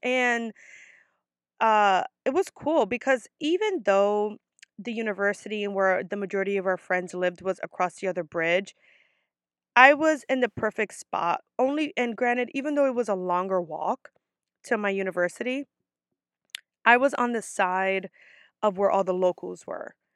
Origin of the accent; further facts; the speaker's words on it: New York, United States; I'm from New York